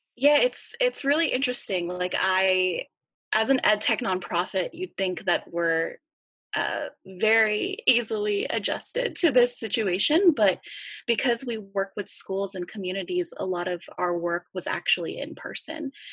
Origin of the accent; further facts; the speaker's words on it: Los Angeles, California, United States; I I grew up in East Hollywood